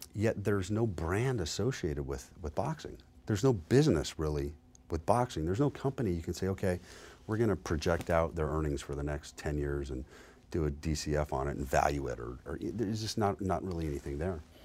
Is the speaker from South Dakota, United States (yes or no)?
no; Las Vegas, Nevada, United States; I was born and raised here in Las Vegas